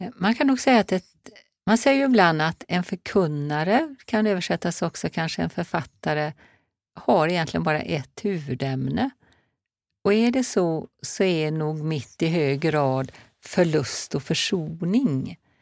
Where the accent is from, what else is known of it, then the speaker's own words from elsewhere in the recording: Marstrand, Västra Götaland, Sweden; moved away; also born or lived in Hola, north of Alingsås; det är ju där jag är född och uppvuxen.